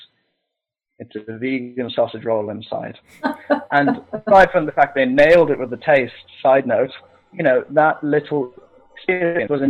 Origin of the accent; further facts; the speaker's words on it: Scotland, United Kingdom; I'm a Scottish heathen